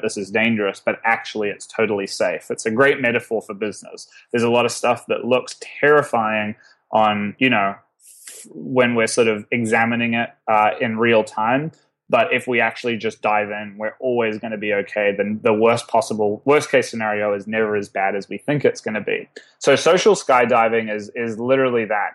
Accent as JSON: {"language": "English", "country": "New Zealand", "said": "as a New Zealander"}